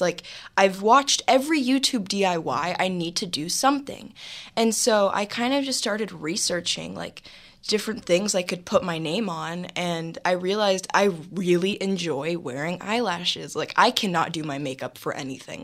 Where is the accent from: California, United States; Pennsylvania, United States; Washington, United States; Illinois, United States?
California, United States; Los Angeles; I was raised in Los Angeles, California. I'm definitely an LA native.